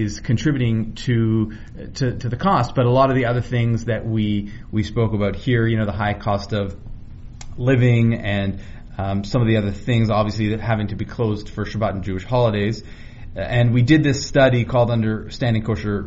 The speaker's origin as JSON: {"language": "English", "town": "Vancouver", "region": "British Columbia", "country": "Canada", "tie": "born or raised there", "said": "I grew up in Vancouver"}